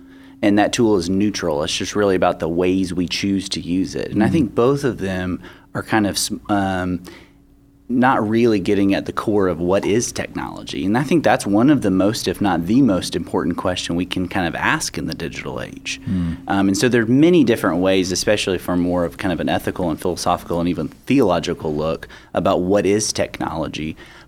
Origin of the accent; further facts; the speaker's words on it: Nashville, Tennessee, United States; I grew up in Nashville.